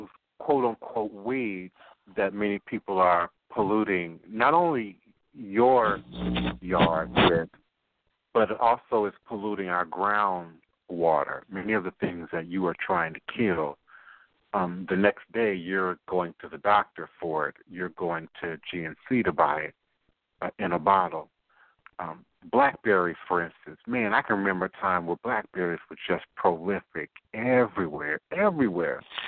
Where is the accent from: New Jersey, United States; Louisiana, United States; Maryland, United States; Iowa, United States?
Maryland, United States; Coral Hills; I grew up in Maryland, the suburbs of Washington, D.C. and Virginia, in P.G. County, Prince George's County, Maryland, Coral Hills, Maryland